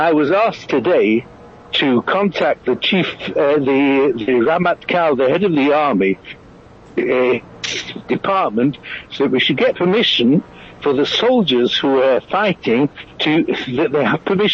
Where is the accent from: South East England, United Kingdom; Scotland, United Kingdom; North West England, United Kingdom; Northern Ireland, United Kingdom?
North West England, United Kingdom; Manchester; now in Israel; Manchester University, where I grew up